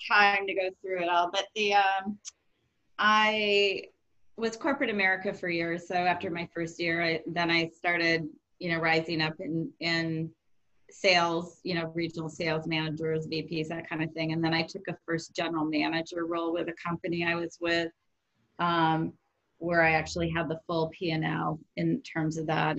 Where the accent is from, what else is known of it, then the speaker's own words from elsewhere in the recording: Rockford, Illinois, United States; moved away as an adult; also born or lived in Iowa / Fresno / Bay Area; I grew up in Rockford, Illinois